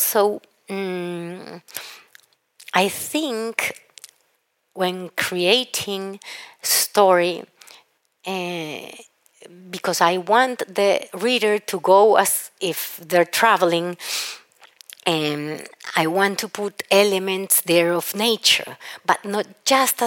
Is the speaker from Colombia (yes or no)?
yes; Cali, Valle del Cauca, Colombia; I'm from Cali, a city that literally looks like it has huge ceiba